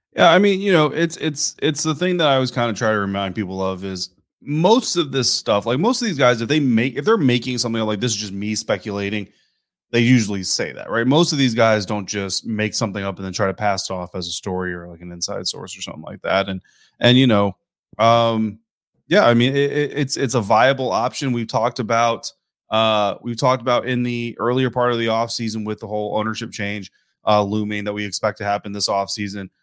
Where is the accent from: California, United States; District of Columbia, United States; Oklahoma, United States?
Oklahoma, United States; I was born in Oklahoma